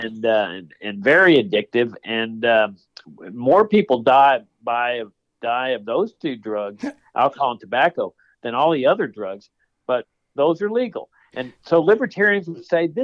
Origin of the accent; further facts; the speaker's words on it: Laredo, Texas, United States; I grew up in Laredo, Texas, which is on the U.S.-Mexico border